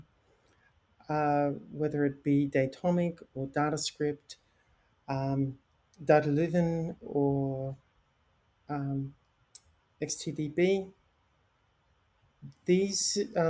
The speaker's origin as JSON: {"language": "English", "region": "Queensland", "country": "Australia", "moved": "yes", "said": "Queensland, Australia, where I'm from. I'm not from the Sunshine Coast myself"}